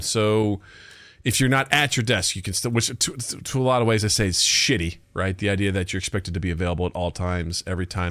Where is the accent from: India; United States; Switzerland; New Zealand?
United States